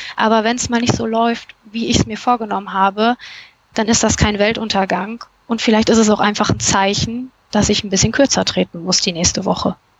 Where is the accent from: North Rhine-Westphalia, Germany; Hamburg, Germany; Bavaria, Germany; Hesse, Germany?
North Rhine-Westphalia, Germany; Cologne; ich komme aus Köln